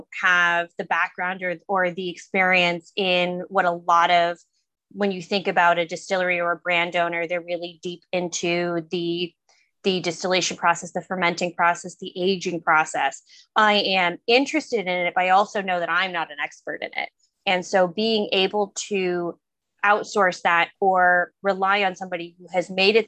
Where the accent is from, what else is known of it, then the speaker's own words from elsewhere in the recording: New England, United States; I am from New England.